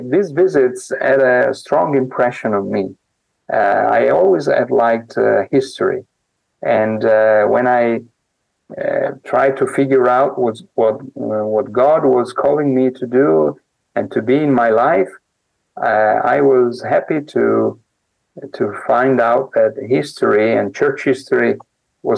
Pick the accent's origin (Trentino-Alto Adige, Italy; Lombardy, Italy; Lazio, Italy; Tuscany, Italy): Lombardy, Italy; Mantua; moved away; I was born in Mantova, a very interesting little town